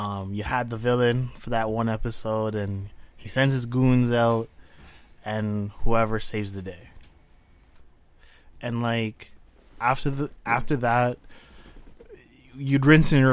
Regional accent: Canada; I'm Canadian, so I can speak French.

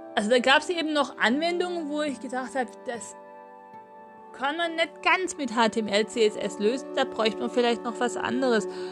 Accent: Swabia, Baden-Württemberg, Germany; accent: Swabian; also born or lived in Mühlacker / Großglattbach; im Schwäbischen sozusagen hört man natürlich auch an meiner Aussprache, an meinem Dialekt

